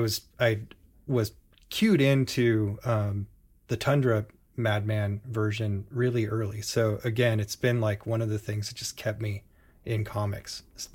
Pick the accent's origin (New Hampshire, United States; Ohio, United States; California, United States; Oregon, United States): Oregon, United States; Portland; being born and raised in Portland